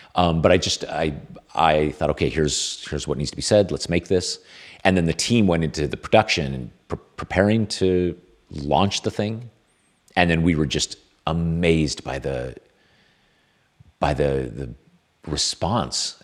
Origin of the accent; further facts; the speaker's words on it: California, United States; I'm Californian